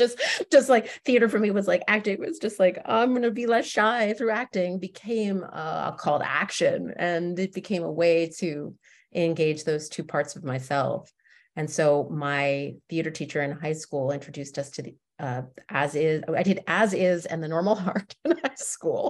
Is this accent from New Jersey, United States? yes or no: yes; Westfield, New Jersey, United States; I grew up in suburban Jersey, in Westfield, New Jersey